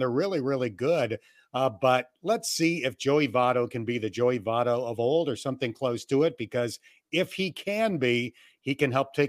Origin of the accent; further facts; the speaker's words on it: Jamestown, New York, United States; moved away; that's home for me. I'm from Jamestown, New York, which is a little bit south of Buffalo. That was the stadium I went to as a kid.